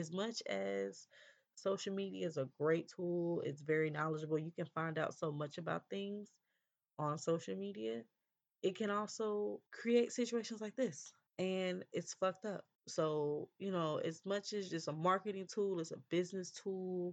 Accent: California, United States; I'm from California

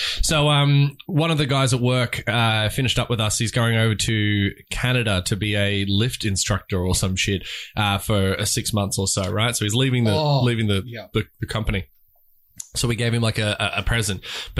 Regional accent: Australia; accent: Bogan

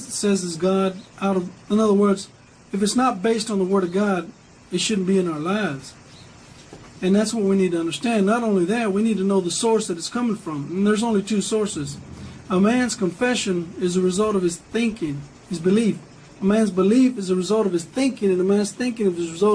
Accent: Dillion, Texas, United States; I grew up with Millie in Dillion, Texas. Graduated high school together

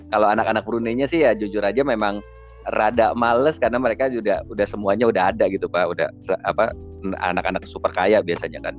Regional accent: Bucharest, Romania; born there; saya lahir di Romania pak di, oh. di Bukares

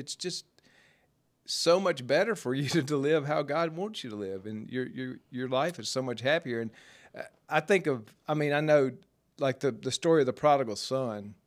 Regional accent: Jackson, Mississippi, United States; I grew up in South Jackson

